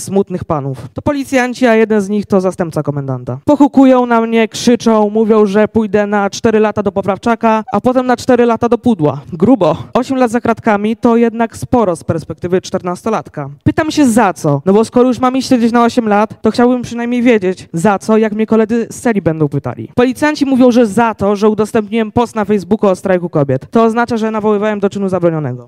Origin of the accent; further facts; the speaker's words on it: Krapkowice, Opole Voivodeship, Poland; w marcu skończę 15 lat i przyjechałem z Krapkowic na Opolszczyźnie